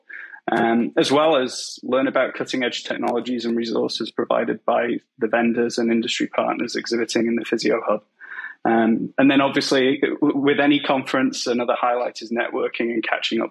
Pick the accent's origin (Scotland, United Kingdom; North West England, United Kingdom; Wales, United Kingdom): North West England, United Kingdom; Macclesfield; moved away as an adult; now in Vancouver, Canada; So I grew up in a relatively small town in England called Macclesfield, and it's pretty rural.